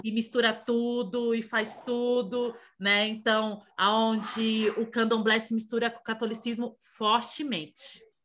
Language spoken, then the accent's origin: Portuguese; Santo Estêvão, Bahia, Brazil; No interior da Bahia, de onde eu sou, de Santo Estevão